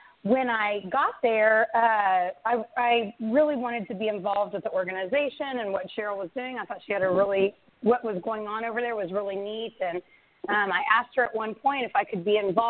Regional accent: Central Texas, United States; I moved back to my hometown to be closer to my son and my husband

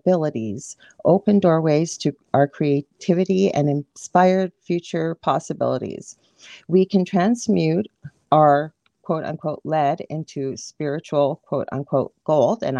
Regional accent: Canada; I'm a Canadian clairvoyant medium

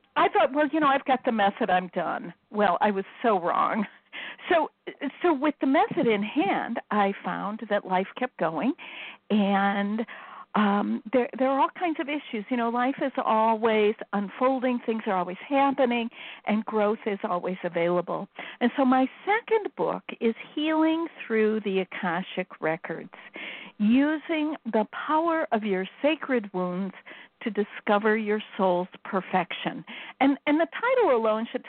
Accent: Chicago, Illinois, United States; now in Iowa, United States; I'm from Chicago

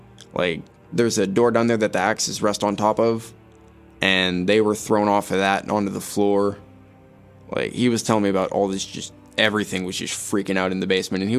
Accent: Lakeland, Florida, United States; I mean, I'm born and raised in Lakeland. For the most part, I just chill at home. I was raised in a Baptist family, so going to church every Sunday and all that.

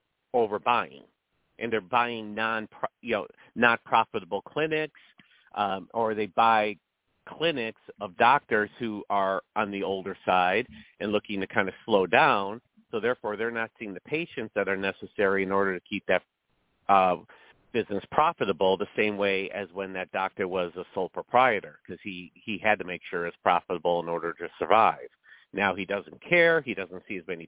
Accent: Elgin, Illinois, United States; I grew up in the Chicago school system. Well, it's actually Elgin school system

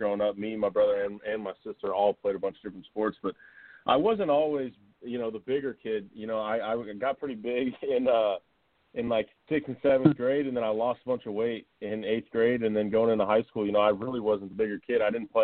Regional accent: Tampa, Florida, United States; I'm actually from Tampa, so, you know, this is kind of my hometown area

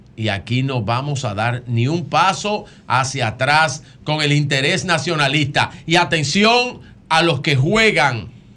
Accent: Dominican Republic; Como dominicano, como hijo de Duarte, de Sánchez, de Mella y Luperón.

